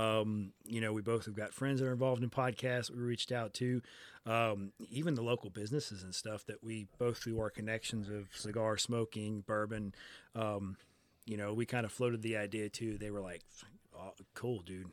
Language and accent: English; Biloxi, Mississippi, United States; also born or lived in Oklahoma / Ocean Springs, Mississippi / D'Iberville, Mississippi; I was born at Keesler Air Force Base. My dad was a military person for a little bit. Um, mostly here on the coast. We moved around when I was really, really young